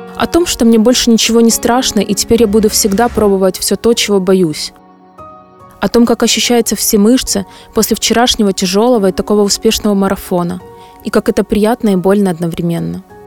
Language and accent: Russian; Ukraine; я из Украины приехала просто прибежать марафон.